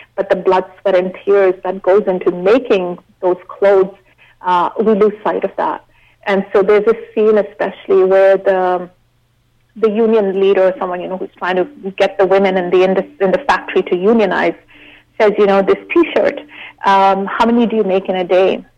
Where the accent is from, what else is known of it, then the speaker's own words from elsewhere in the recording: Shimla, Himachal Pradesh, India; now in Canada; growing up in India